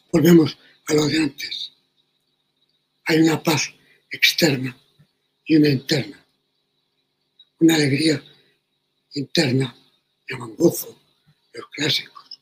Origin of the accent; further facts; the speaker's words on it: Madrid, Community of Madrid, Spain; en el Madrid de mi niñez